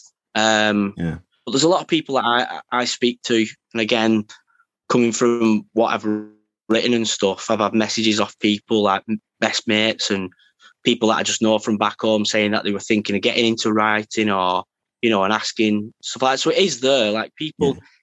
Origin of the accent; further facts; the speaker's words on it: Wigan, North West England, United Kingdom; also born or lived in Shevington; pretty much Wigan town centre. So yeah, and then Scholes, Welly kind of area. So, you know, not wealthy areas, you know, grown up a lot on council